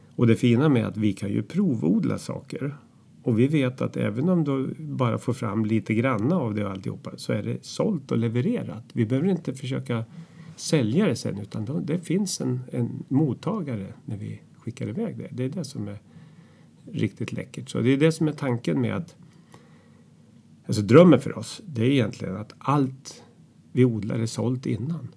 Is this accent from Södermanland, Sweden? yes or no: yes; Katrineholm, Södermanland, Sweden; now in Hornudden, Sweden; vi träffades i Katrineholm där jag kommer ifrån under skoltiden